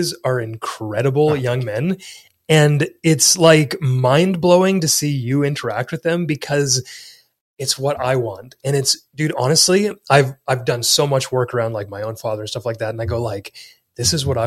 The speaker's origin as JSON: {"language": "English", "country": "Canada", "said": "come to Texas as a Canadian"}